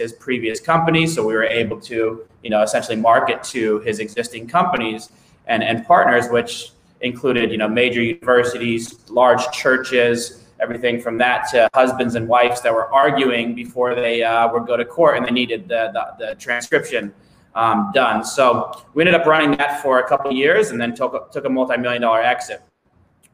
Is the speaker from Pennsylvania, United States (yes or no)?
no; Denver, Colorado, United States; born and raised in Denver, Colorado, just about 15 minutes south of Denver, Colorado, in a suburb